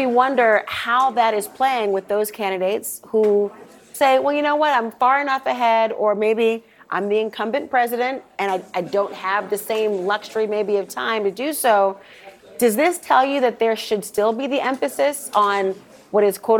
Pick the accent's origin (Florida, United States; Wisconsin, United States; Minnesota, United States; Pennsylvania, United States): Minnesota, United States; as a Minnesotan